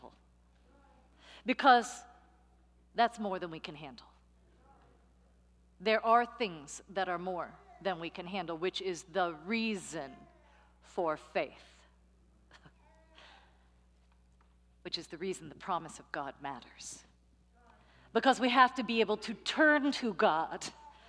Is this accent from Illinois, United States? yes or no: no; San Francisco, California, United States; moved away; also born or lived in New York; I'm from San Francisco. I lived 10 years in New York.